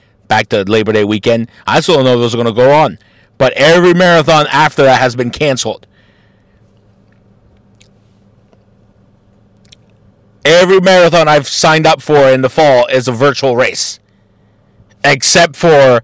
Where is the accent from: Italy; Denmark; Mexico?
Mexico; now in Columbus, United States; as a Mexican and as an American